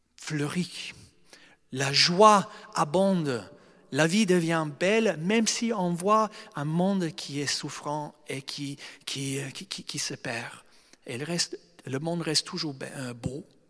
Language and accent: French; Australia; moved away; je viens d'Australie, c'est un pays de mentalité européenne occidentale